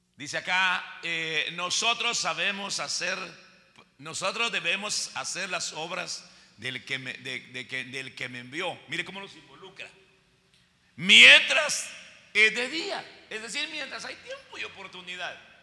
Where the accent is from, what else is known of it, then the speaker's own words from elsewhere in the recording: Guatemala; Así decimos en Guatemala